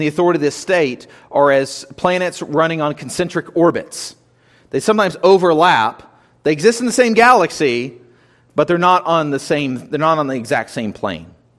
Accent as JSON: {"language": "English", "country": "United States", "said": "we live as Christians today, as, as American citizens, citizens of the American government"}